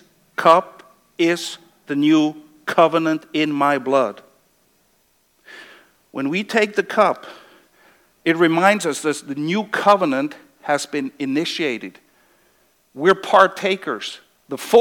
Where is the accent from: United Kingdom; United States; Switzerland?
Switzerland; moved away; I come from Switzerland